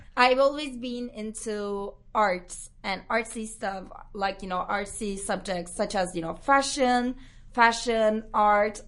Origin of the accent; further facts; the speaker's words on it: Istanbul, Turkey; moved away as an adult; now in London, United Kingdom; I'm from Istanbul